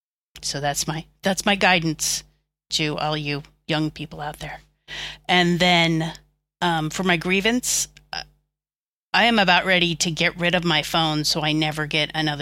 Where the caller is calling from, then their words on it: Dublin, Leinster, Ireland; Dublin. Dublin, Ireland.